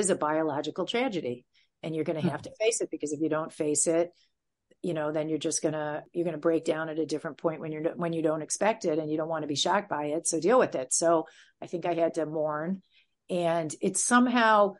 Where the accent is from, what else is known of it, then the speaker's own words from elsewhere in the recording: Michigan, United States; moved away as an adult; now in New York, United States; I grew up in a big conservative Jewish family. And the politics were very, you know, in where I was in Michigan was right wing